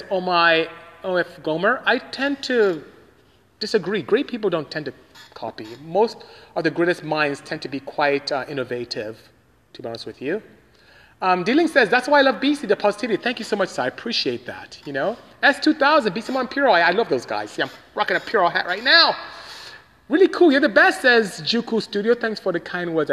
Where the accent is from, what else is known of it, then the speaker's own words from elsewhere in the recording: Nigeria; moved away; I am from Nigeria, West Africa. That's where I came from